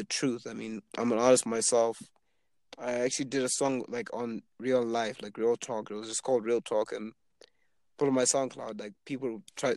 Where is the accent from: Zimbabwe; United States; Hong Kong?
Zimbabwe; also born or lived in Canada; I'm from Zimbabwe